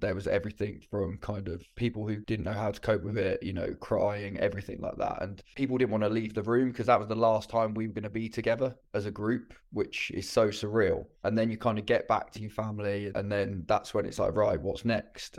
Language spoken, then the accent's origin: English; Birmingham, West Midlands, United Kingdom; I'm from Birmingham